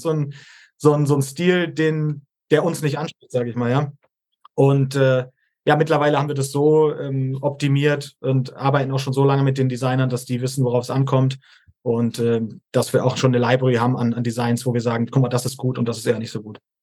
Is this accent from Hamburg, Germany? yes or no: yes; Hamburg, Germany; moved away; 30 Jahre alt, komme ursprünglich aus Hamburg